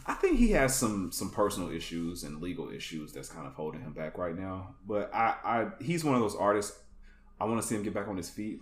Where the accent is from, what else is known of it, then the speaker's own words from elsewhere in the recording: Atlanta, Georgia, United States; I grew up in uh, the Atlanta